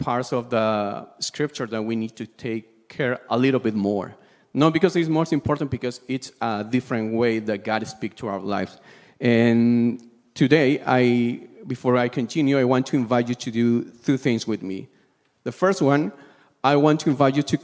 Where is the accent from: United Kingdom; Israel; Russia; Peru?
Peru; I'm from Peru.